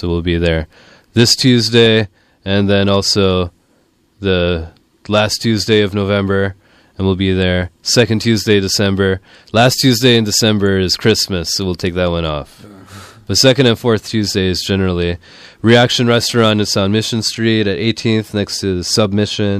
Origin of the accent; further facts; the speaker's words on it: Sri Lanka; now in San Francisco, United States; I'm from Sri Lanka